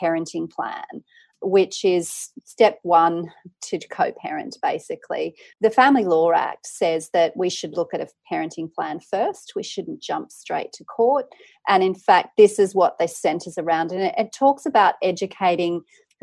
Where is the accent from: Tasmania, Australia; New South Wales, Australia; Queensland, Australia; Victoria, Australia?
New South Wales, Australia; Tamworth; I grew up in regional Australia. I'm from Tamworth in New South Wales.